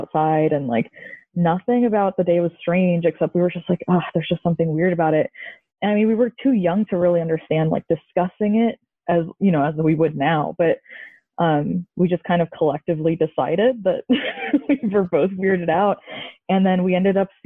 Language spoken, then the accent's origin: English; Columbia, Missouri, United States; I am from Columbia, Missouri